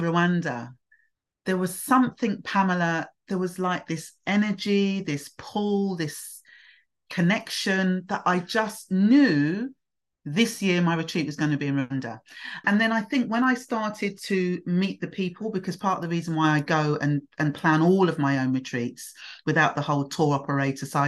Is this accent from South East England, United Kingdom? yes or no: yes; Hastings, South East England, United Kingdom; also born or lived in London / Nigeria (heritage); now in Bromley, United Kingdom; I actually grew up in Hastings, which was East Sussex, and I was there as a baby.